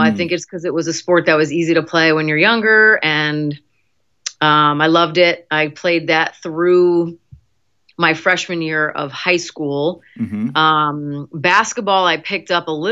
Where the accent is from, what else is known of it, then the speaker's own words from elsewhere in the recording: New Fairfield, Connecticut, United States; I grew up in the western part of Connecticut, right on the border of New York in a town called New Fairfield